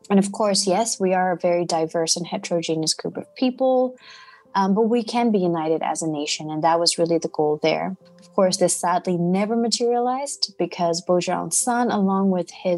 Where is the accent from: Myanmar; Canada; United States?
Myanmar; Of course I'm Burmese.